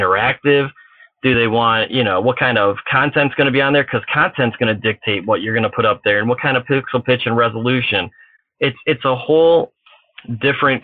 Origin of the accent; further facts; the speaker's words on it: Chicago, Illinois, United States; I'm from Chicagoland